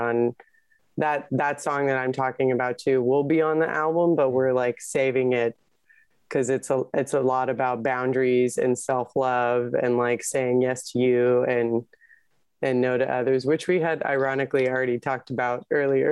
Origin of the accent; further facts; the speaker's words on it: California, United States; this is my home state